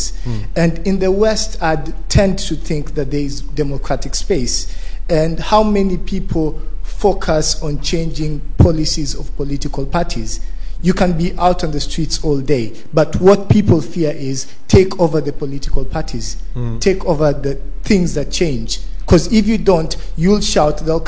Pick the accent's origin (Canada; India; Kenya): Kenya; I'm from Kenya